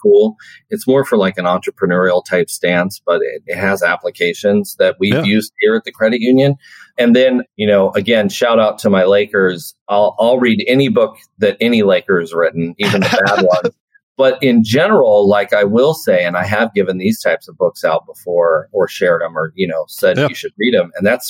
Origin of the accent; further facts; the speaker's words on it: Sitka, Alaska, United States; moved away as an adult; also born or lived in New Mexico / Juneau, Alaska / Raleigh; now in Anchorage, United States; I grew up in Sitka, right? That's Baranof Island in Southeast Alaska.